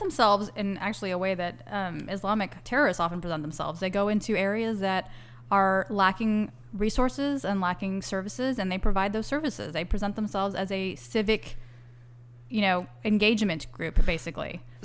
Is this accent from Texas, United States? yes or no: yes; Texas, United States; also born or lived in New York; I'm an American and a Texan